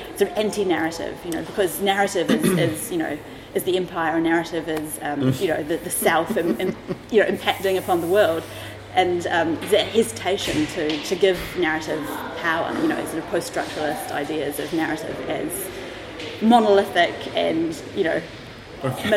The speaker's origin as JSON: {"language": "English", "region": "Auckland", "country": "New Zealand", "tie": "born or raised there", "moved": "as an adult", "lives_now": "London, United Kingdom", "said": "I was born in Auckland, okay, in New Zealand"}